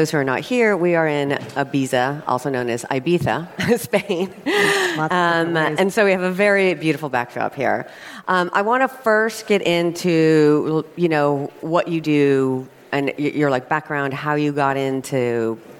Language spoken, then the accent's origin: English; Torrance, California, United States; I grew up in LA. Okay. Yeah, a suburb called Torrance. Not super exciting place